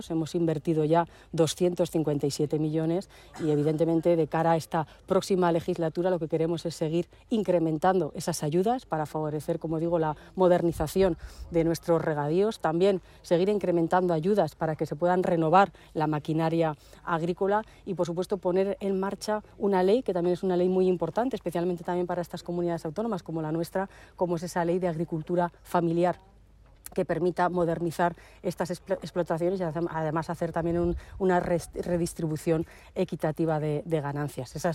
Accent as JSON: {"language": "Spanish", "town": "La Almunia de Doña Godina", "region": "Aragon", "country": "Spain", "tie": "born or raised there"}